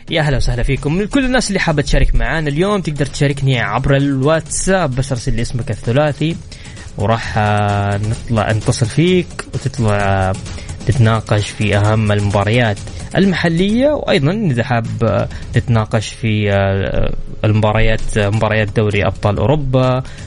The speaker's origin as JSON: {"language": "Arabic", "town": "Mecca", "region": "Makkah Province", "country": "Saudi Arabia", "tie": "born or raised there", "said": "انا اليوم واحد من ابناء مكه تربيت في مكه"}